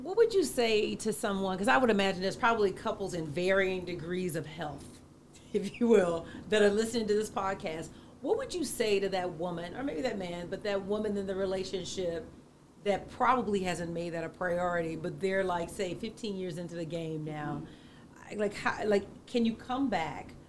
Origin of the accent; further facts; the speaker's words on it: the South, United States; I grew up in the South